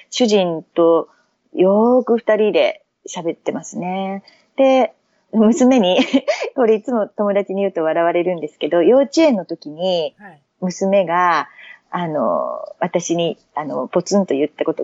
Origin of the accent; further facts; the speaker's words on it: Tottori, Japan; born there; 生まれたのは多分母が里帰りしてるので鳥取の病院だと思うんですけど、でもまあ、住んだことはないんですね